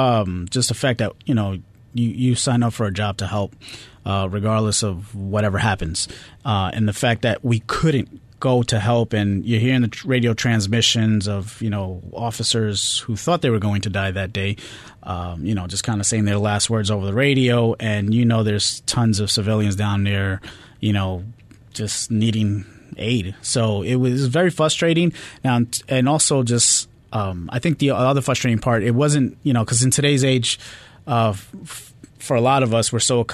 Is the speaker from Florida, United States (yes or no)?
no; New York, United States; But just being growing up in New York, as they say, the New York attitude, it is real.